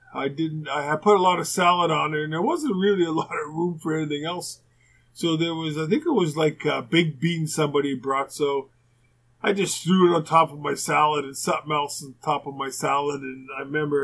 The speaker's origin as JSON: {"language": "English", "town": "Winnipeg", "region": "Manitoba", "country": "Canada", "tie": "born or raised there", "said": "I've had a few teachers like that growing up in Winnipeg"}